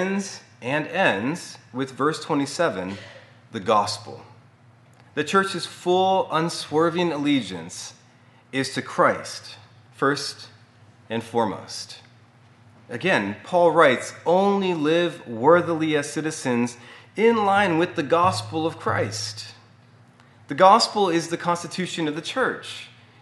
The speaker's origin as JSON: {"language": "English", "country": "United States", "said": "our American citizenship"}